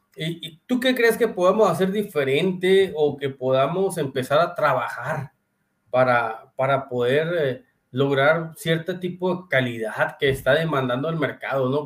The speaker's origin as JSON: {"language": "Spanish", "region": "Sonora", "country": "Mexico", "said": "Somos de Sonora"}